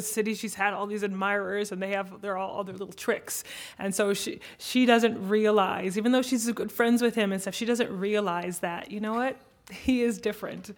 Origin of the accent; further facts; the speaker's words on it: United States; as an American